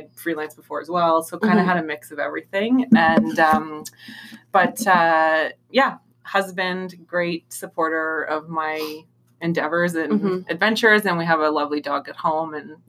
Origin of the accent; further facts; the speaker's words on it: Thunder Bay, Ontario, Canada; also born or lived in Ottawa; now in Toronto, Canada; Originally, I'm from Thunder Bay in Northern Ontario, and then I bounced around Southern Ontario for a bit and left Ottawa to come to Toronto.